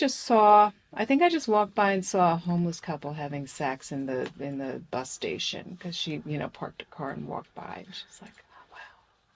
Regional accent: New Jersey, United States; now in New York, United States; I hated growing up in Jersey.

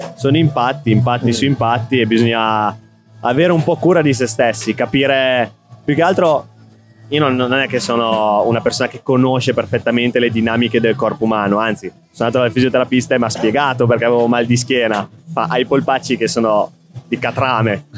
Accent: Reggio Emilia, Emilia-Romagna, Italy; now in Milan, Italy; Reggio, sono di Reggio Emilia

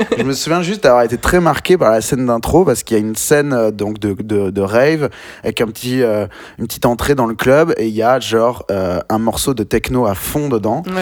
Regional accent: Bordeaux, Nouvelle-Aquitaine, France; moved away as an adult; also born or lived in Bayonne; now in Paris, France; je viens de Bordeaux. J'ai passé beaucoup de temps là-bas

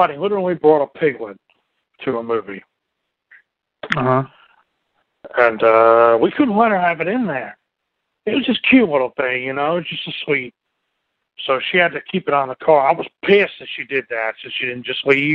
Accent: United States; as an American

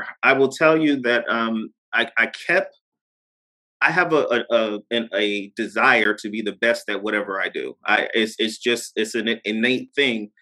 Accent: Poughkeepsie, New York, United States; moved away as an adult; I'm from Poughkeepsie, New York

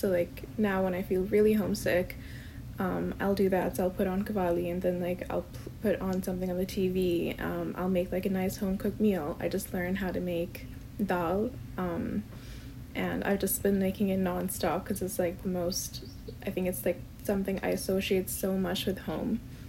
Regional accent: Pakistan; moved away as an adult; now in United States; I'm from Pakistan. I grew up there, and I came to the US like for my bachelor's degree.

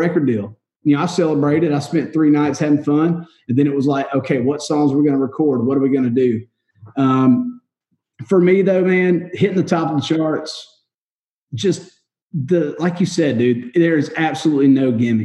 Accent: Warner Robins, Georgia, United States; moved away as an adult; now in Nashville, United States; I was in my hometown. I was in Warner Robins

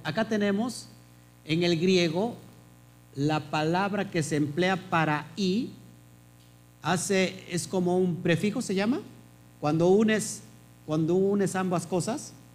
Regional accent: Mexico; Yo nací en México

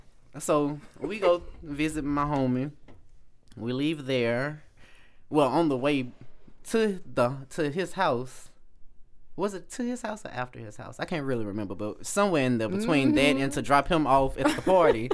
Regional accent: Alexandria, Louisiana, United States; I'm from Alexandria, Louisiana

